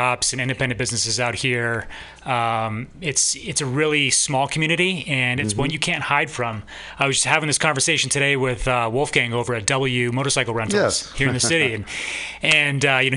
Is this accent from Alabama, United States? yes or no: no; Seattle, Washington, United States; moved away; also born or lived in East Coast; I grew up in Seattle